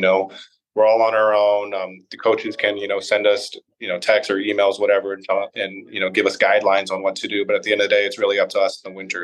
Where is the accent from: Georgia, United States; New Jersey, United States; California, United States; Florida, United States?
California, United States; Orange County; I grew up in Orange County.